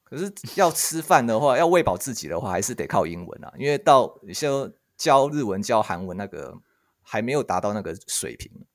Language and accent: Chinese; Taiwan; 我跟他们说我是台湾人，然后用韩文跟他们讲话